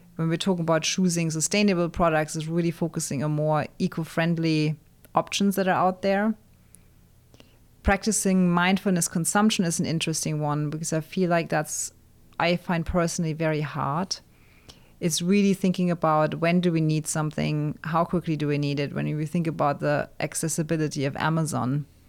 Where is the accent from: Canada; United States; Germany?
Germany; near Frankfurt, Hesse; moved away; my hometown near Frankfurt